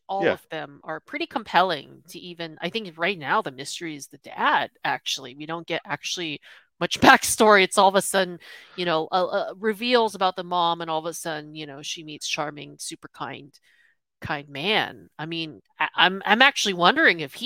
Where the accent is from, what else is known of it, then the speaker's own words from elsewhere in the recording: United States; I'm born American, had a comfy life